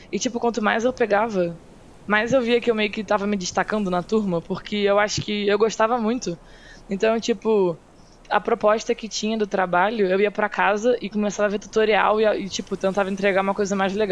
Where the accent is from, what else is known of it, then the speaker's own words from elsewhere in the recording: Petrópolis, Rio de Janeiro, Brazil; born there; eu nasci em Petrópolis, que não é cidade do Rio, né? É no, no estado do Rio só.